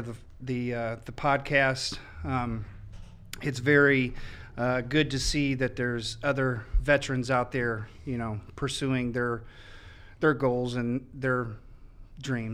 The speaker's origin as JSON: {"language": "English", "town": "Indianapolis", "region": "Indiana", "country": "United States", "tie": "born or raised there", "moved": "as an adult", "said": "I'm originally from Indianapolis. I went to North Central High School."}